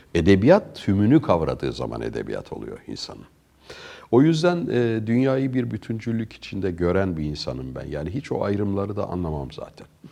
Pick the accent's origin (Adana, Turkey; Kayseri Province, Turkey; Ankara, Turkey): Ankara, Turkey; moved away as an adult; also born or lived in Sweden; Ankara'da yetiştik